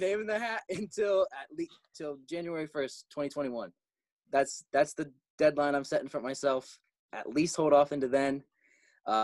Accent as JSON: {"language": "English", "region": "California", "country": "United States", "moved": "yes", "said": "because we're all from California."}